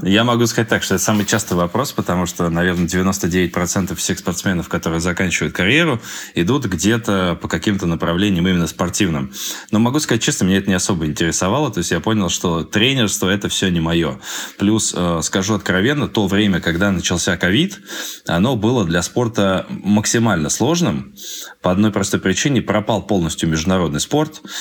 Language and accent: Russian; Moscow, Russia; also born or lived in Krasnoyarsk; Сам я москвич